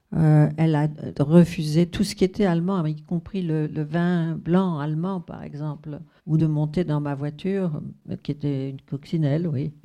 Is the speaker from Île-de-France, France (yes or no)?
yes; Paris, Île-de-France, France; je suis née à Paris, donc j'ai été élevée à Paris